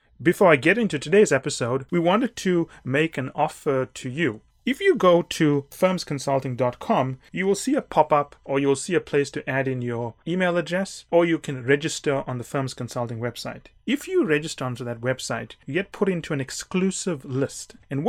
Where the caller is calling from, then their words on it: Los Angeles, California, United States; and I'm calling in from Los Angeles, where it's very warm.